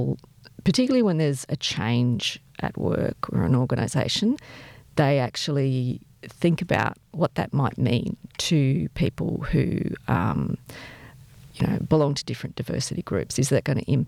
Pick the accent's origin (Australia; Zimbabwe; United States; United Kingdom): Australia; I'm Australian, for good and bad. You know, I'm based here